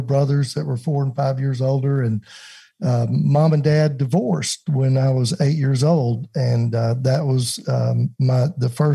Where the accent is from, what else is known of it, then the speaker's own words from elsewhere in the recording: Mississippi, United States; Growing up in Mississippi, we didn't go to church